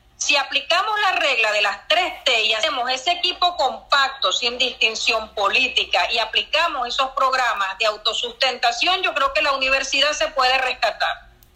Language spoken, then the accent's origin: Spanish; Venezuela; como venezolano que le duele su universidad y le duele su país